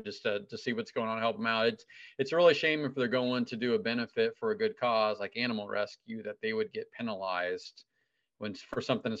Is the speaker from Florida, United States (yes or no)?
no; Ohio, United States; moved away; my home state of Ohio.